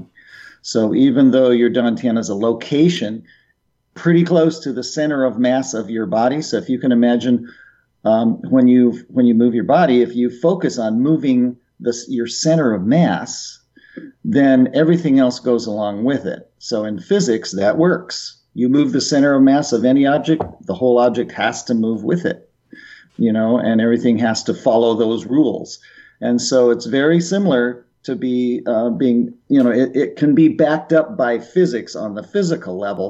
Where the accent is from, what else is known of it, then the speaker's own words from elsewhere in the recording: Boulder, Colorado, United States; moved away as an adult; I grew up in Boulder